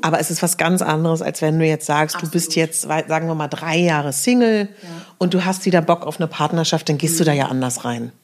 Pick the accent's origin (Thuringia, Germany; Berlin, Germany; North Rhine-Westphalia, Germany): Berlin, Germany; bei uns in Berlin haben wir den Teufelsberg